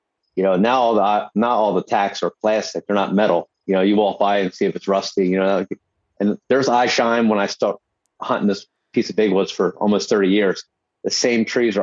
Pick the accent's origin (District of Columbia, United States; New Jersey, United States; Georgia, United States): New Jersey, United States; my home state